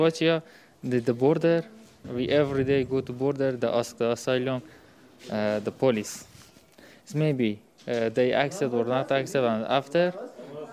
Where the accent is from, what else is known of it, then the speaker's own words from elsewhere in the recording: Afghanistan; English is a second language; moved away; we are from Afghanistan.